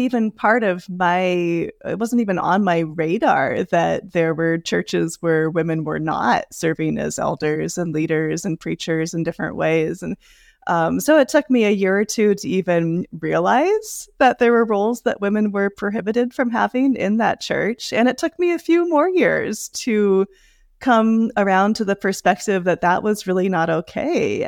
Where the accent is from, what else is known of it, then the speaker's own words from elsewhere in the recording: Seattle, Washington, United States; moved away as an adult; I was raised in the Seattle area